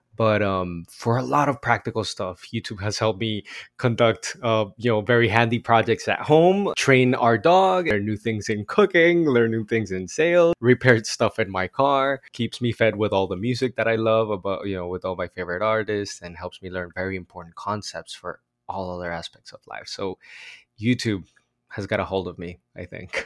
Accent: Bogotá, Colombia; now in Los Angeles, United States; I grew up in Bogota, Colombia.

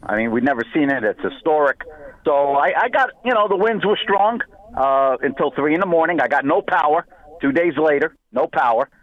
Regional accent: New York, United States; now in Florida, United States; I'm a New Yorker, tried and true

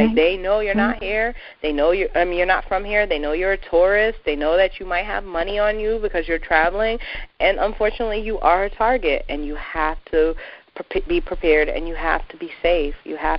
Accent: New England, United States; I have lived in New England all of my 32 years

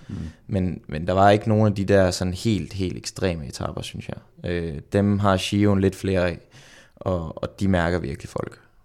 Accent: Randers, Central Denmark Region, Denmark; moved away as an adult; now in Girona, Spain; i Randers hjemme i Randers

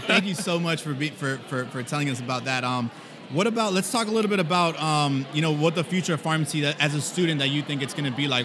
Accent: Miami, Florida, United States; I'm from Miami

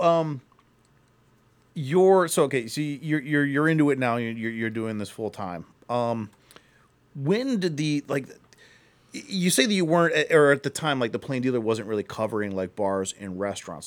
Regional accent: Akron, Ohio, United States; I'm from Akron, so I, I remember living, uh, in Akron

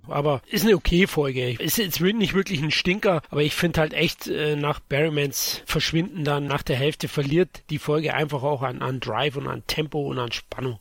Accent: Bavaria, Germany; als Bayer

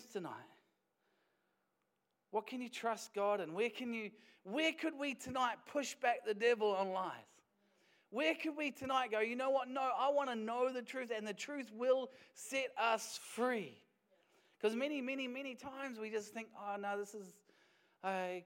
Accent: Wellington, New Zealand; now in Dunedin, New Zealand; I was born in Wellington

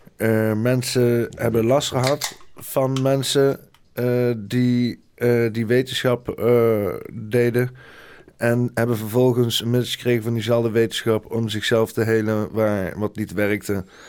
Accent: Netherlands; als Nederlander ben dan gewoon heel klein

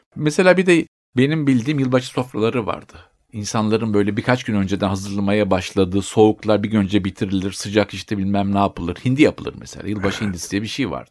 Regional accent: Turkey; moved away; also born or lived in Spain; bizim ülkemizde

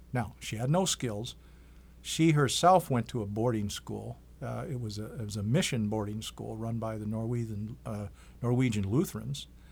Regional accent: Green Bay, Wisconsin, United States; now in Iowa City, United States; Originally, I'm from the Oneida Indian Reservation in, uh, Green Bay, Wisconsin

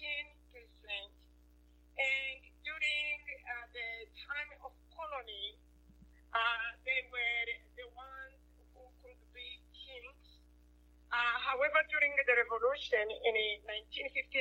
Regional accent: Rwanda; I am from Rwanda

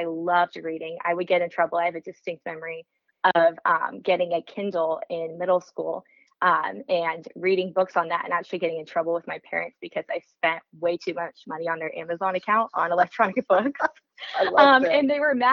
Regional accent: Frisco, Texas, United States; I grew up in Frisco, Texas

